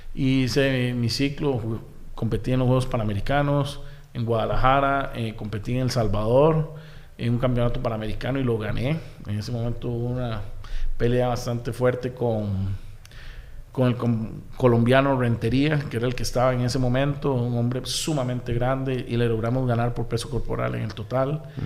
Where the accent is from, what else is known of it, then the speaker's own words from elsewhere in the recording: Desamparados, San José, Costa Rica; also born or lived in Barrio Córdoba, San José; yo nací en Barrio Córdoba, okay. porque por Quesadorán, por Plaza Víquez. Sí. Eh, posteriormente, después nos fuimos a ir a San Juan de Dios de Desamparados